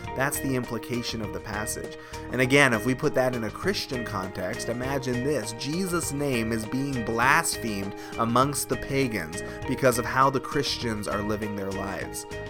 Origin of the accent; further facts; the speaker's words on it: Canada; is a Canadian church, and we are proudly Canadian. We love our country